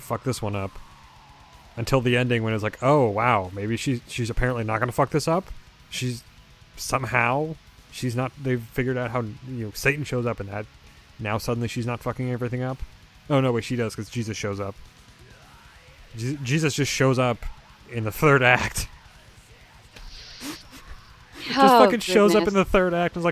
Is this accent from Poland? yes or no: no; United States; I'm an American